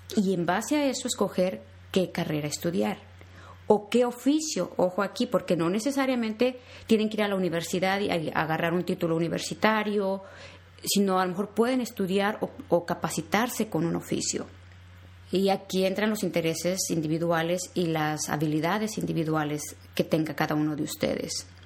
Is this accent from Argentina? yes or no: no; Mexico; moved away as an adult; now in United States; soy mexicana